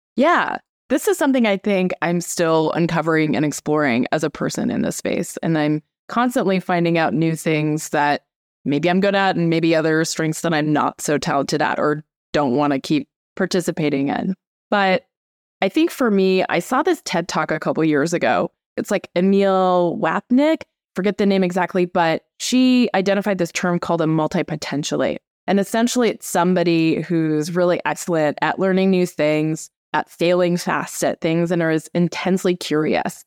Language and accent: English; Anchorage, Alaska, United States; moved away as an adult; So I grew up in Anchorage, Alaska, which is definitely kind of a wild place to grow up in.